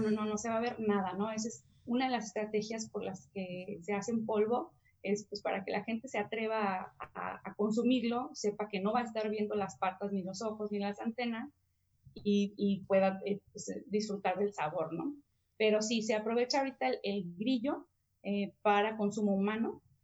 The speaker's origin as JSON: {"language": "Spanish", "town": "Mexicali", "region": "Baja California", "country": "Mexico", "tie": "born or raised there", "said": "yo crecí en Mexicali"}